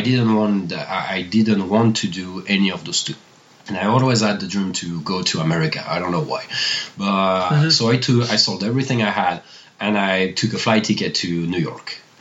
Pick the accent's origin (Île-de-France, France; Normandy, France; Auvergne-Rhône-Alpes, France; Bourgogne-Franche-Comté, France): Auvergne-Rhône-Alpes, France; Annecy; English is a second language; moved away as an adult; also born or lived in Paris, France; now in Greenville, United States; I was born in Annecy